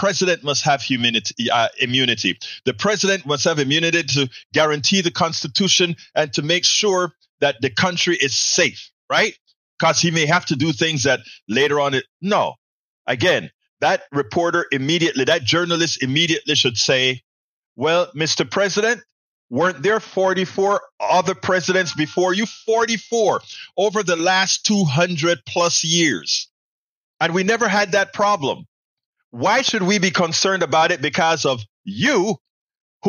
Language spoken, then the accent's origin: English; Coco Solo, Colón, Panama; the same hospital that I was born in, Cocosolo, on the canal zone in Panama, Provincia de Colón